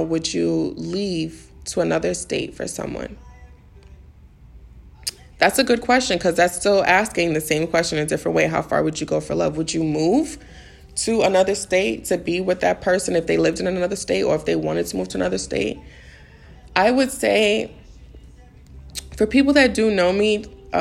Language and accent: English; New York City, New York, United States; moved away as an adult; also born or lived in Maryland; I grew up in the Bronx all my life. So I moved to Maryland